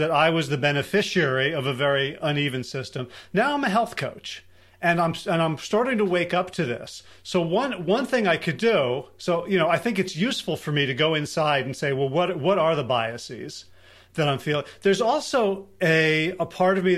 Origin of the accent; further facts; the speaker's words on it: South Orange, New Jersey, United States; I grew up in South Orange